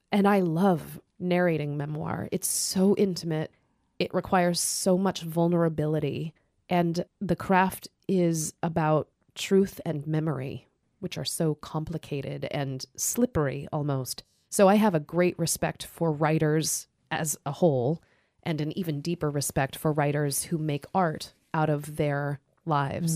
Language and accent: English; Idaho, United States; moved away as an adult; also born or lived in Seattle, Washington; I was driving home to Idaho